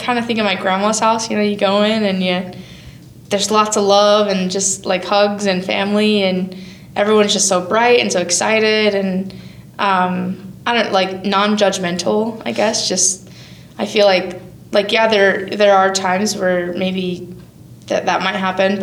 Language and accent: English; Wyoming, United States; I moved home to Gillette, an hour and a half from my hometown, back to Wyoming